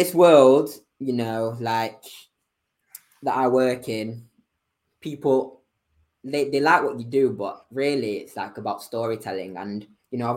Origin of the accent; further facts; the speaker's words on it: Manchester, North West England, United Kingdom; moved away as an adult; also born or lived in Bristol; Born and raised in Manchester